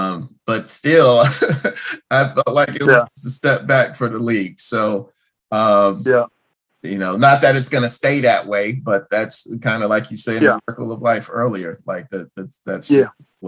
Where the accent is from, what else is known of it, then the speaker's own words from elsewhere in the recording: Winston-Salem, North Carolina, United States; I grew up in Winston-Salem